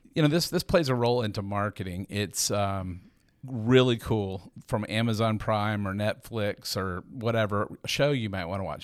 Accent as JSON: {"language": "English", "town": "Atlanta", "region": "Georgia", "country": "United States", "tie": "born or raised there", "said": "I'm a native, I'm actually from Atlanta"}